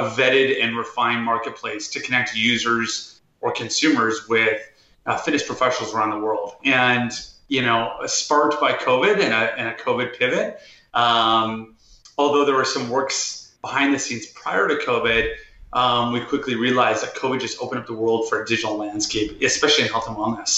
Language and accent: English; Vancouver, British Columbia, Canada; growing up in Vancouver, Canada, I was always an athlete.